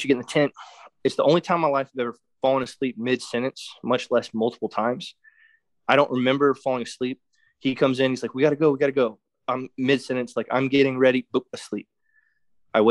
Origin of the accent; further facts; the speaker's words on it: Florida, United States; I'm from Florida.